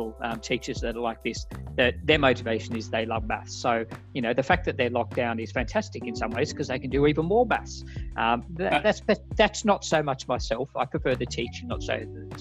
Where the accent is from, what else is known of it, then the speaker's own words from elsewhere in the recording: Australia; moved away; As an Australian